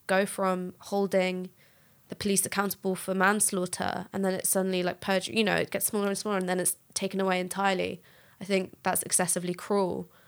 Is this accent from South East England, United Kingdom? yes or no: no; London, United Kingdom; So I'm from North London.